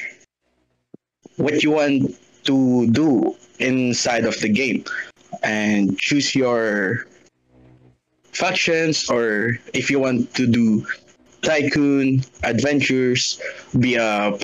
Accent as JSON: {"language": "English", "country": "Philippines", "said": "I'm from Philippines"}